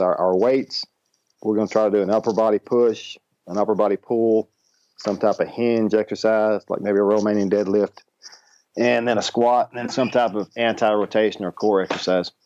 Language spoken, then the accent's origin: English; Ashdown, Arkansas, United States; where I grew up in Ashdown, Arkansas